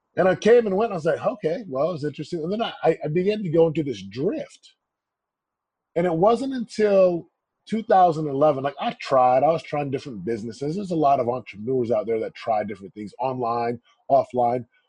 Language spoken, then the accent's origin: English; Missouri, United States; Missouri. My folks are from the islands of Samoa